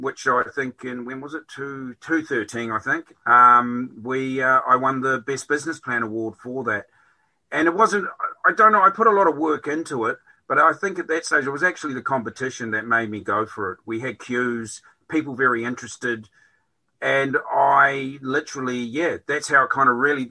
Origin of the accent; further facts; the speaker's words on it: Whanganui, Manawatū-Whanganui, New Zealand; moved away as an adult; also born or lived in Australia / Dublin, Ireland; now in Skibbereen, Ireland; I'm originally from New Zealand. I've come from a place in the North Island on the west coast called Whanganui